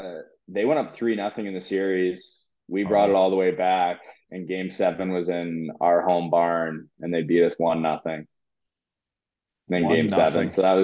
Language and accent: English; Cobourg, Ontario, Canada; Coburg was my hometown team, and the biggest rivalry was Coburg. So I used to love driving 2 minutes to the rink